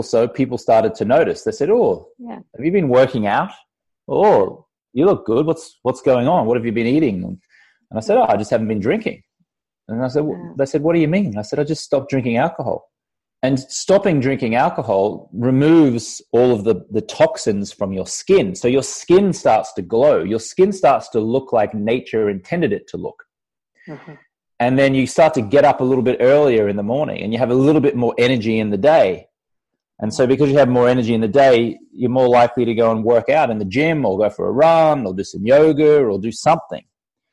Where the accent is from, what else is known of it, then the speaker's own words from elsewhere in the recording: Australia; moved away as an adult; now in Los Angeles, United States; when I lived in Australia, and then I left when I was 23 years old back in about 1999.